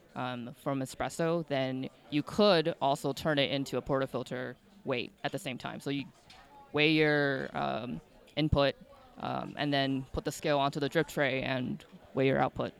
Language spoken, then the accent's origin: English; outside of Chicago, Illinois, United States; I grew up outside of Chicago